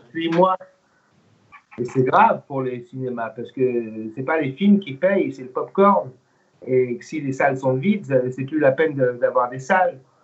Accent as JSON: {"language": "French", "country": "United States", "tie": "born or raised there", "also_born_or_lived": "Germany / England", "first_language": "English", "second_language": "French", "moved": "yes", "said": "je suis né en Allemagne d'un papa américain militaire et d'une maman. Euh, j'ai grandi aux États-Unis. Ma langue première, vraiment, c'est l'anglais"}